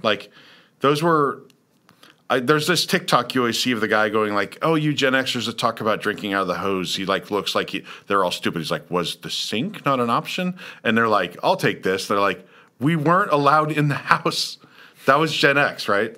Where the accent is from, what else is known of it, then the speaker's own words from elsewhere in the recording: Lawrence, Kansas, United States; moved away; also born or lived in Brooksville, Florida; I was from Lawrence, Kansas, which is a college town